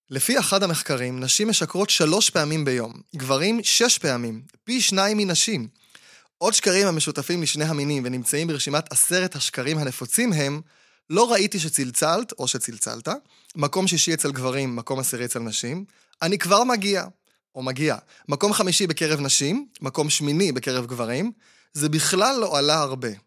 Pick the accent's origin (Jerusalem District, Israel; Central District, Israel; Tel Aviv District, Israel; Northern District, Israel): Tel Aviv District, Israel; Bat Yam; אני גדלתי בבת ים, וכשהייתי קטן, למי שהיו הרבה גוגואים או הרבה סוכריות, ושרתה עליו רוח הנדיבות, הוא היה זורק את הסוכריות או הגוגואים באוויר